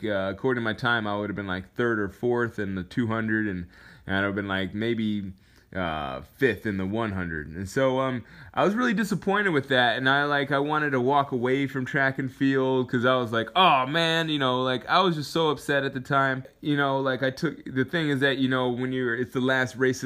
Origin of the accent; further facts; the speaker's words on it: Alaska, United States; moved away; I came from Alaska.